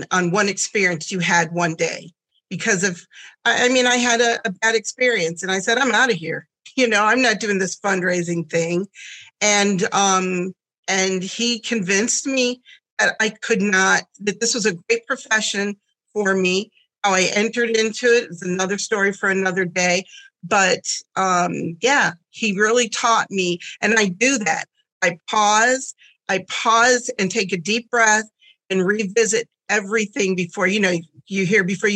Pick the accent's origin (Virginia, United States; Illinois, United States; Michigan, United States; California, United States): Michigan, United States; Southwest; born or raised there; first language German; English is a second language; also born or lived in Germany